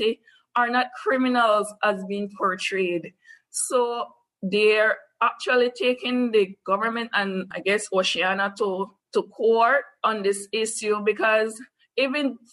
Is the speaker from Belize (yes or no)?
yes; Belize; I am from Belize